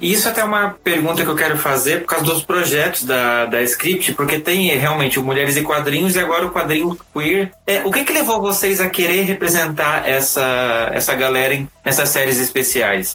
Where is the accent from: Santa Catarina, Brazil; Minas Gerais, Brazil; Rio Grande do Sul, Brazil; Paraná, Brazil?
Santa Catarina, Brazil; Blumenau; now in São Paulo, Brazil; sou de Santa Catarina e eu vivi num estado que, assim, em Blumenau